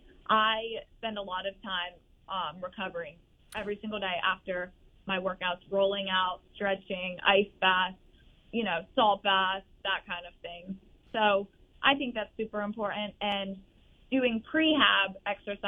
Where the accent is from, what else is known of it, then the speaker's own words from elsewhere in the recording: Virginia, United States; moved away as an adult; now in Gainesville, United States; I'm from Virginia